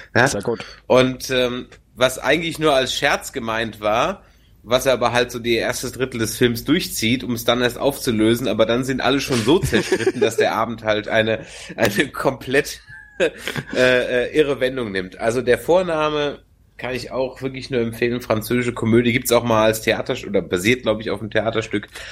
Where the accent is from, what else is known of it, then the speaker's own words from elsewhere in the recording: Germany; so als Deutscher